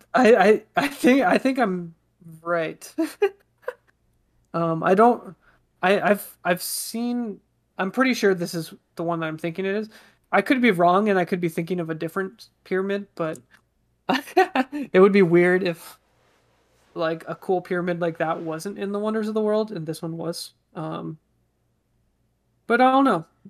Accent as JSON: {"language": "English", "area": "Bay Area", "region": "California", "country": "United States", "tie": "born or raised there", "said": "we grew up in the Bay Area"}